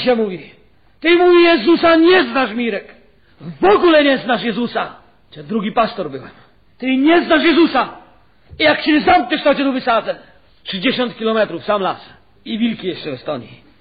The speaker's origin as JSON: {"language": "Polish", "region": "Silesian Voivodeship", "country": "Poland", "said": "U nas na Śląsku kociarz to są ci, co nie są katolikami."}